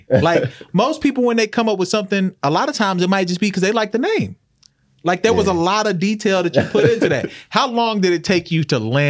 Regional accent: Oklahoma City, Oklahoma, United States; moved away; also born or lived in Norman; I'm from Oklahoma.

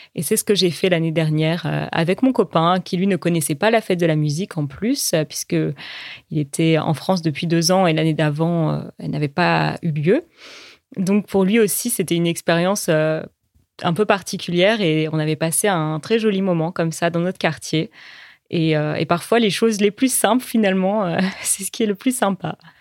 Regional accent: Zambia; French is a second language; je viens de Zambie et je suis en train d'apprendre le français

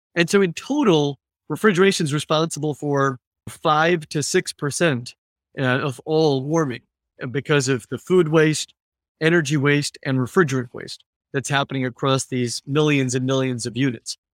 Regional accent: California, United States; now in San Francisco, United States; I grew up in California, uh, a few hours from San Francisco where I live

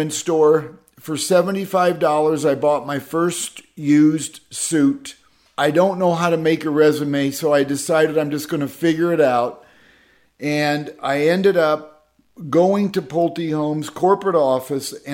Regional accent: Midwest, United States; growing up in the Midwest

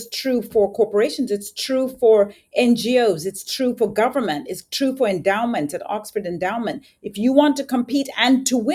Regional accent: Zambia; moved away; I was born and raised in Zambia.

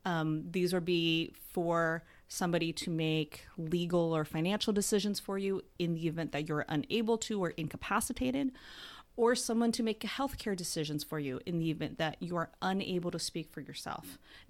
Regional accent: Bellevue, Washington, United States; So I grew up in Bellevue, Washington, went to undergrad at UW

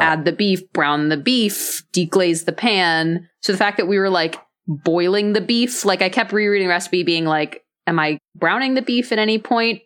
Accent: Dallas, Texas, United States; I grew up in Dallas, Texas.

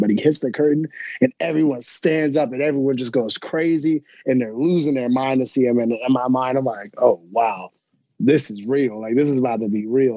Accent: Alexandria, Virginia, United States; Alexandria, Virginia.

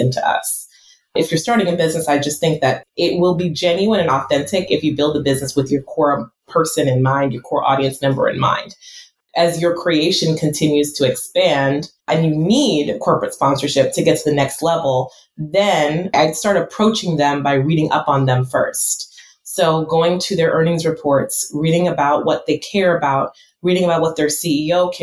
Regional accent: United States; I'm first generation American, and when my parents came to this country

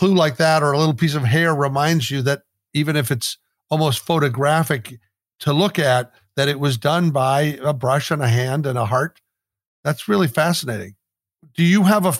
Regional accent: Midwest, United States; growing up in the Midwest here in America

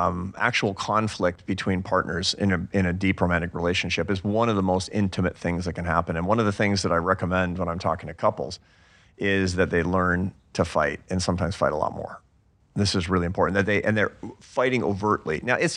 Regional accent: Seattle, Washington, United States; I'm from Seattle. We don't do that.

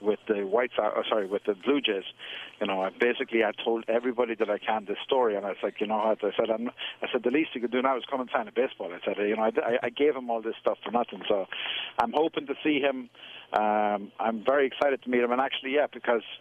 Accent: Cavan, Ulster, Ireland; born or raised there; moved away as an adult; now in New York, United States

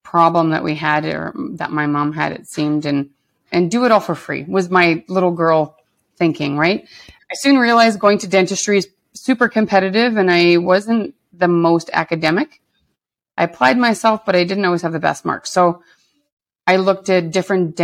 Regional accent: Lac La Biche, Alberta, Canada; moved away as an adult; also born or lived in Edmonton; from growing up in a smaller town

